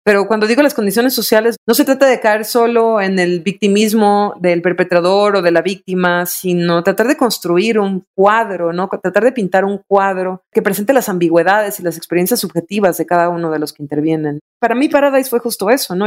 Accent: Veracruz, Mexico; also born or lived in Berlin, Germany; now in Puebla, Mexico; el lenguaje que yo crecí escuchando en Veracruz

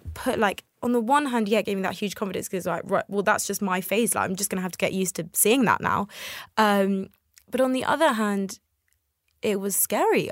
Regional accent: United Kingdom; also born or lived in Tel Aviv, Israel; I came to the U K when I was very young. I was a toddler.

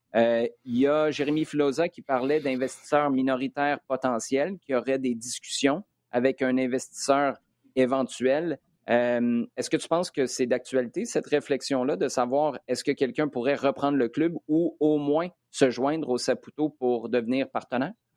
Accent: Quebec City, Quebec, Canada; J'habitais à Québec

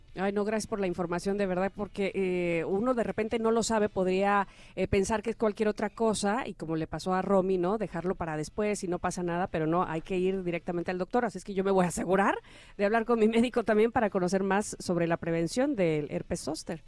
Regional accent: Veracruz, Mexico; soy jarocha

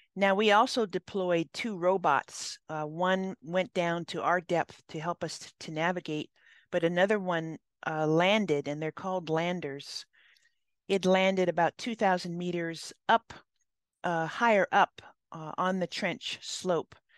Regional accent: Hawaii, United States; now in California, United States; I grew up in Hawaii

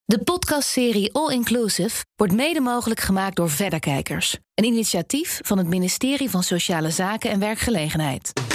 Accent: Amsterdam, North Holland, Netherlands; ik ben geboren en getogen hier in Amsterdam

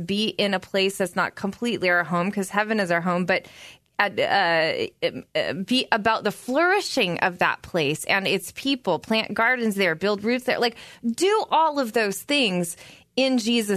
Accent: United States; us as American Christians

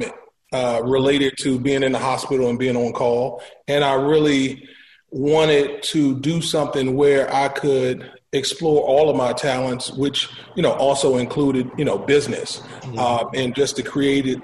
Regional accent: Washington, District of Columbia, United States; native of Washington, D.C., born and raised in Southeast

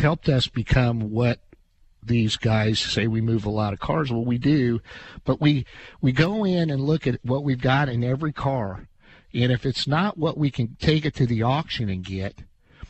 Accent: Clinton, Illinois, United States; I'm from Clinton.

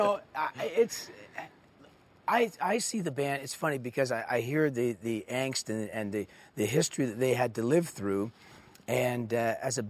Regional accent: Canada; I'm Canadian

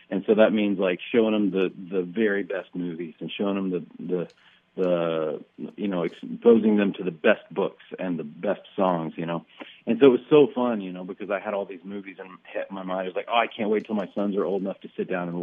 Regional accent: North Florida, United States; now in Nashville, United States; I grew up mostly in North Florida

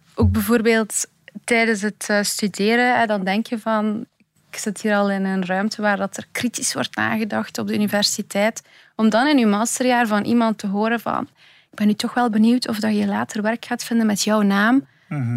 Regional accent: Belgium; born or raised there

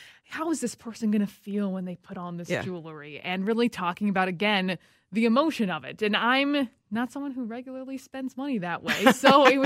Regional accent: Southern California, United States; now in Minnesota, United States; I am originally from Southern California, so I didn't grow up with snow and ice

